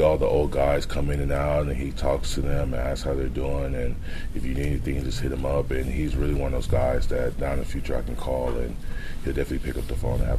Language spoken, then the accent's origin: English; Texas, United States; moved away as an adult; growing up in Texas